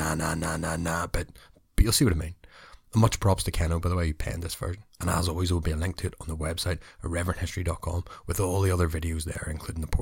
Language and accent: English; Northern Ireland, United Kingdom; I am an Ulsterman, a Northern Irishman, but also an Irishman and a Brit.